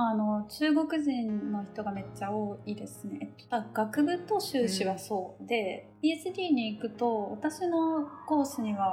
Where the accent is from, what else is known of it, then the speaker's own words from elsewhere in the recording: Japan; now in Exeter, United Kingdom; 結局諦めてエクセターに来たって言ってて結構やっぱ、うん、なんか日本人であることに感謝した方がいいなってすごい思いましたね。